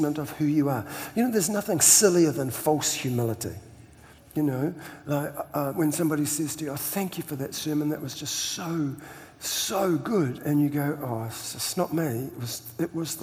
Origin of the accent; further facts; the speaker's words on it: New Zealand; I'm Kiwi